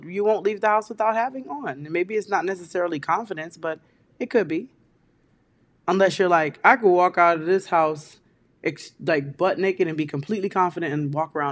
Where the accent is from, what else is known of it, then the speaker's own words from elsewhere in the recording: Kingston, Jamaica; moved away; also born or lived in New York; my hometown of Kingston, Jamaica.